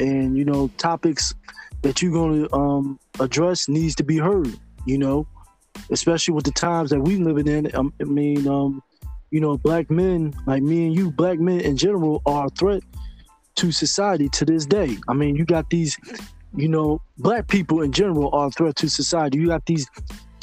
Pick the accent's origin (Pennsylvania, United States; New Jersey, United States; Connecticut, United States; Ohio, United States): Pennsylvania, United States; Philadelphia; I was born and raised in Philly